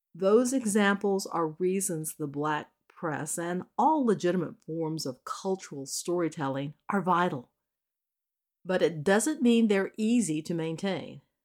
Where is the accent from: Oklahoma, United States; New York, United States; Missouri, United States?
Missouri, United States; My home state of Missouri